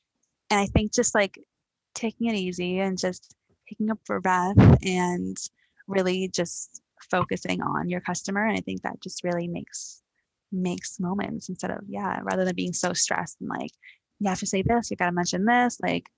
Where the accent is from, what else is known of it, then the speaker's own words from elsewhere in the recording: London, United Kingdom; Like I was born and raised in London, so I've been here my entire life.